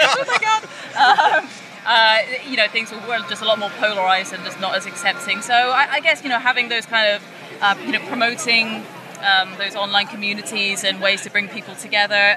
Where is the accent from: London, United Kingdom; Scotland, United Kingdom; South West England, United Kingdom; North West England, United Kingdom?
South West England, United Kingdom; Trowbridge; I grew up in Trowbridge